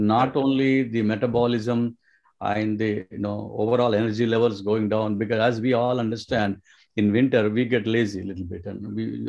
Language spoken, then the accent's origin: English; Karimnagar, Telangana, India; moved away as an adult; also born or lived in Hyderabad, India; now in United States; my hometown in Karimnagar, there is a river, Godavari.